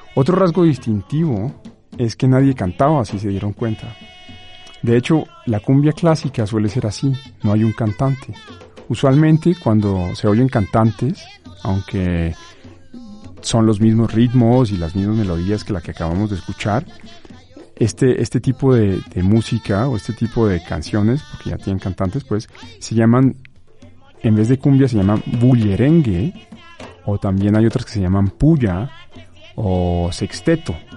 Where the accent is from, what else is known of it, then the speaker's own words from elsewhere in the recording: Colombia; moved away as an adult; now in Mexico; de mi país natal, Colombia